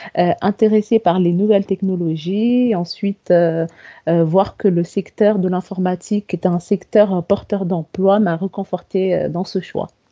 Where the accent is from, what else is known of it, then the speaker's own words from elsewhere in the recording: Comoros; moved away as an adult; now in France; je viens des îles Comores, en fait. Donc, euh, je suis venue en France après l'obtention de mon bac scientifique.